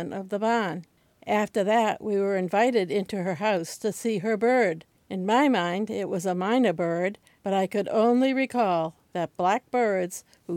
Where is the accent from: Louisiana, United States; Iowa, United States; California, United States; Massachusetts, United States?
Massachusetts, United States; Boston; accent: Boston; I'm from Boston. This is the city of Boston